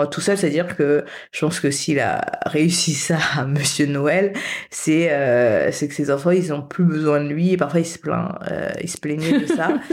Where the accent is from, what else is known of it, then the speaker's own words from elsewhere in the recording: France; moved away as an adult; also born or lived in Paris / Canada / Haiti / United States; j'ai grandi en France, mais avec dans une famille haïtienne classique